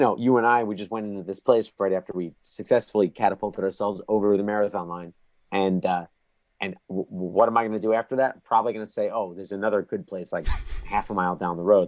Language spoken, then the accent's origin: English; New Jersey, United States; now in New York, United States; I grew up in New Jersey. I live in New York now